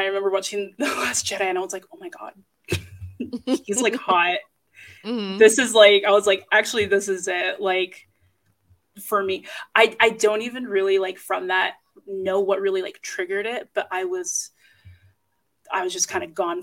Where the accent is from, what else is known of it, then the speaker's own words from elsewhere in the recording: Utah, United States; I'm from Utah, and I mm-hmm. raised Mormon, still Mormon